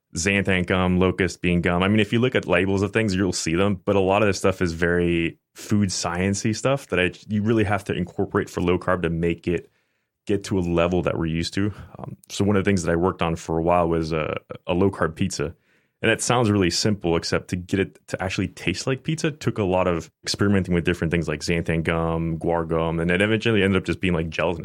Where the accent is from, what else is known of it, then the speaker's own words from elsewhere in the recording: Tampa, Florida, United States; also born or lived in Oldsmar, Florida; I basically grew up in Tampa